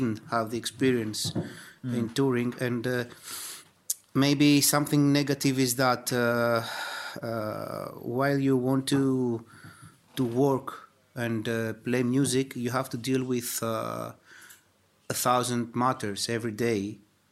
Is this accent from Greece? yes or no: yes; Greece; we are from Greece